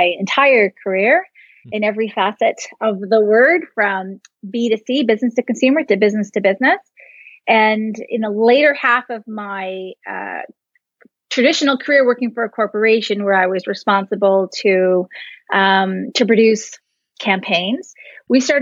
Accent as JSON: {"language": "English", "country": "Canada", "said": "I'm Canadian"}